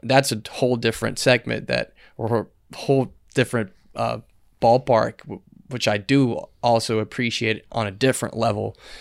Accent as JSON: {"language": "English", "country": "Dominican Republic", "tie": "born or raised there", "said": "born and raised in Dominican Republic"}